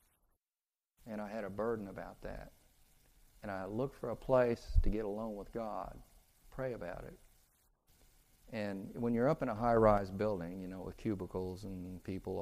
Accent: Kansas, United States; moved away; also born or lived in California; I'm from Kansas. I don't even know what a valley is

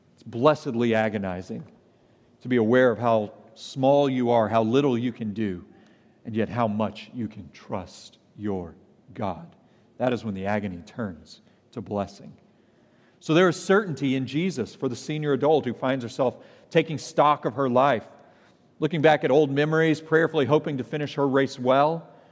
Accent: the South, United States; I'm a Southerner by background

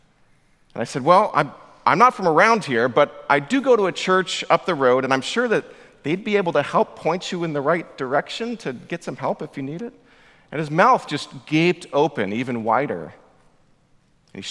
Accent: Orange County, California, United States; moved away as an adult; also born or lived in Massachusetts / Oxford, England; I grew up in Orange County

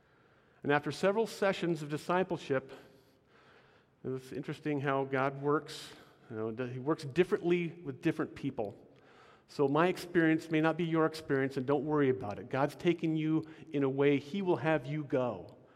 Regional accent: Portland, Oregon, United States; also born or lived in Washington; I was born in Portland, Oregon, and I've lived in Oregon and Washington all my life. True Northwesterner. I was raised in a very loving home

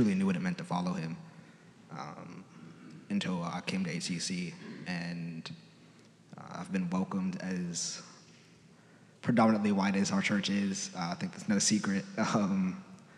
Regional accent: Beckley, West Virginia, United States; now in Huntington, United States; I grew up in Beckley, West Virginia

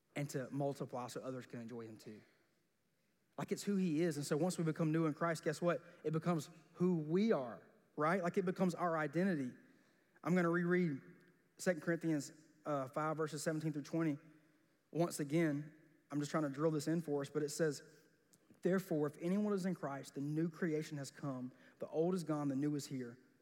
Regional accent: South Georgia, United States; growing up in South Georgia

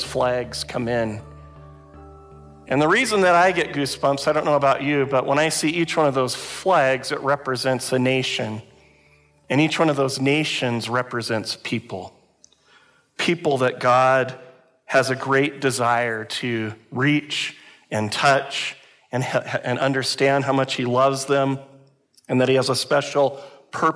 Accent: United States; now in Canada; I grew up in the United States

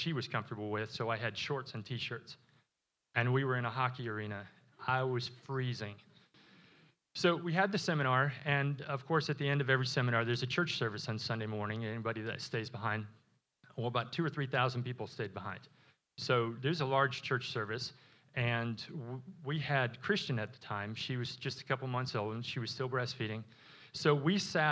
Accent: Wisconsin, United States; moved away; I was born in Wisconsin.

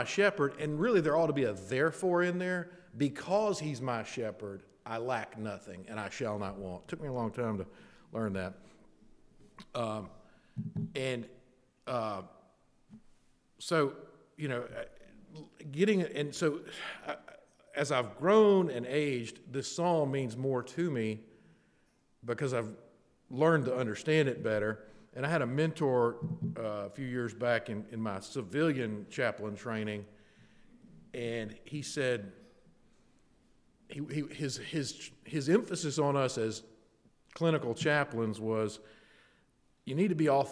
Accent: Wilcox County, Alabama, United States; And I know we're in rural Alabama. I grew up in Wilcox County.

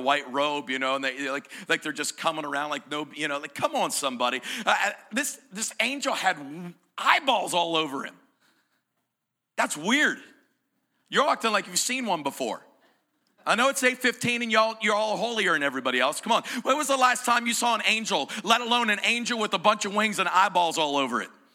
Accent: Greene County, Pennsylvania, United States; I'm from Greene County

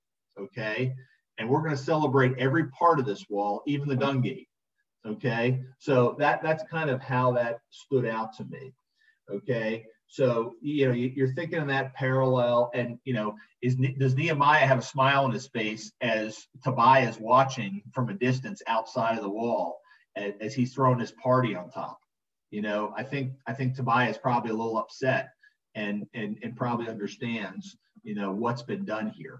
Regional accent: Philadelphia, Pennsylvania, United States; also born or lived in Atlantic City, New Jersey; I grew up in Philly

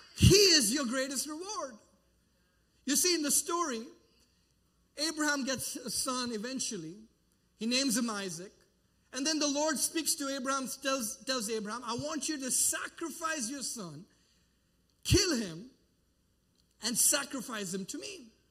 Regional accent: India; moved away; I traveled back to my home country and I've been doing mission work

